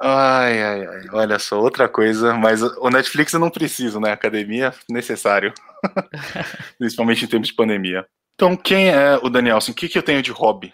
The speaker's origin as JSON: {"language": "Portuguese", "region": "São Paulo", "country": "Brazil", "tie": "born or raised there", "also_born_or_lived": "South of Minas Gerais", "said": "Eu sou nativo de São Paulo, então nascido aqui no Brasil mesmo"}